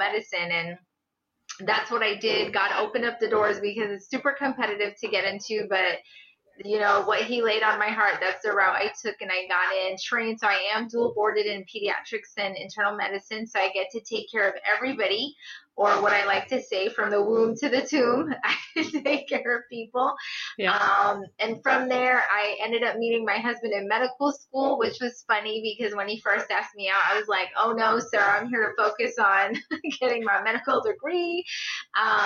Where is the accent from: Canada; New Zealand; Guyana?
Guyana; now in St. Louis, United States; I was born in Guyana, South America to pastor parents